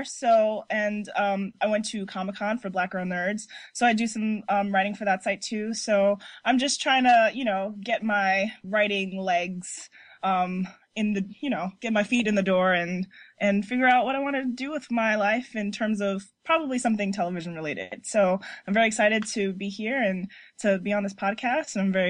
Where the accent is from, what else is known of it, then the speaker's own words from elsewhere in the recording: New York, United States; I'm from New York, so I'm here where it's very, very cold out here. And I'm just a lifelong Black girl nerd